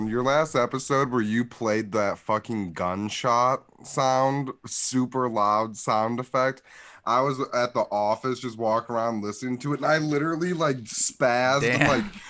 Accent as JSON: {"language": "English", "region": "Midwest", "country": "United States", "said": "we're from the Midwest."}